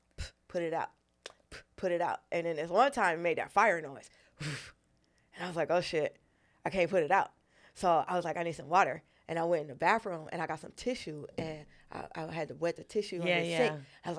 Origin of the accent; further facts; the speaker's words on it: Los Angeles, California, United States; also born or lived in Brooklyn / New York; I was born in Brooklyn mm-hmm. and raised in Los Angeles and New York.